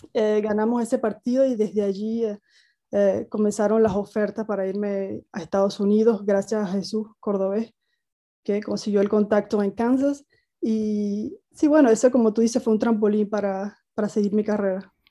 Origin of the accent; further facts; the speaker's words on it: El Salado, Nueva Esparta, Venezuela; moved away as an adult; also born or lived in United States / Switzerland; la, cancha del Salado, de donde soy